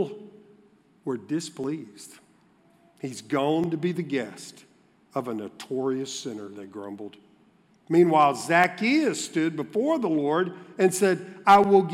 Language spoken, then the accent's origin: English; Baton Rouge, Louisiana, United States; I grew up in Baton Rouge